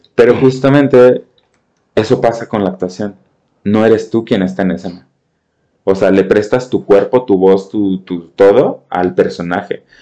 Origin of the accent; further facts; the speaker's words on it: Mexico; mis raíces como, como mexicano, como cantante